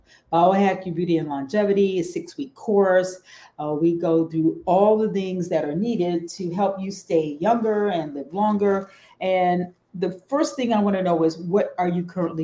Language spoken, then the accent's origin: English; Detroit, Michigan, United States; also born or lived in Houston; I'm from Detroit, and I started out undergraduate school